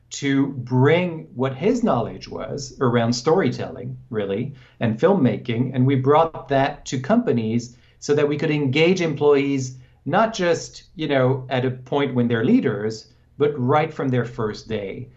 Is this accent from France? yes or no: yes; France; moved away as an adult; also born or lived in Hong Kong; now in United States; I was born in France, and I grew up there, and my mother is American, so then I moved to the U.S.